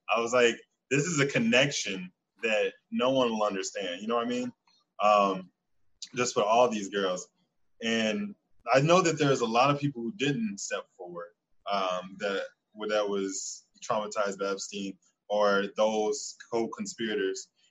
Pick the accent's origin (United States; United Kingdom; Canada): United States; Chicago, Illinois; I'm from Chicago